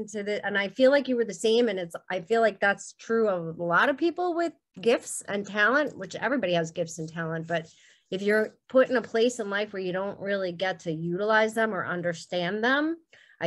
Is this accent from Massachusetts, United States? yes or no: no; New York City, New York, United States; now in Mahopac, United States; I grew up in Brooklyn and Staten Island